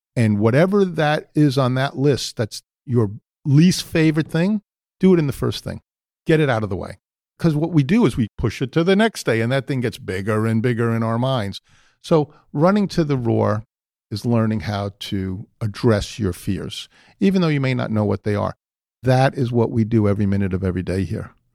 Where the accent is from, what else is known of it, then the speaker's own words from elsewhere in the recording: New York City, New York, United States; I was born in the Bronx